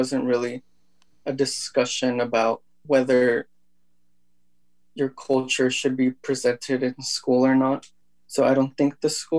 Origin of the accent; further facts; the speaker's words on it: California, United States; first language Spanish; English is a second language; also born or lived in Tabasco, Zacatecas, Mexico / Los Angeles area, California / Ukiah, California / Kelseyville, California; I was born in Tabasco, Zacatecas, Mexico, and immigrated to the United States at 5 years old. California has been my home for 15 years now. And when I arrived, I spoke only Spanish.